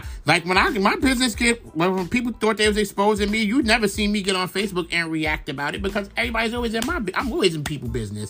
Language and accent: English; New York City, New York, United States; I'm from Brooklyn